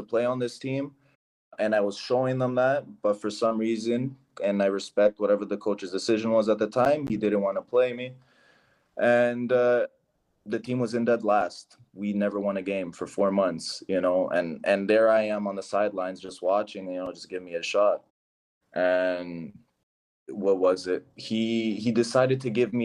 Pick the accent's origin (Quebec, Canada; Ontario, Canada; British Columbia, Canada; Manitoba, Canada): Ontario, Canada; Toronto; now in Portugal; I'm from Toronto, I'm from the city